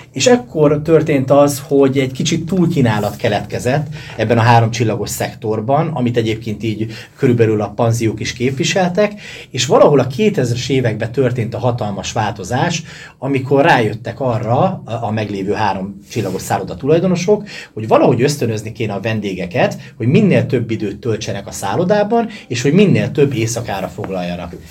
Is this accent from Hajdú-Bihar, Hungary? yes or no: no; Sárospatak, Borsod-Abaúj-Zemplén, Hungary; gyerekként a szálloda falai között nőttem fel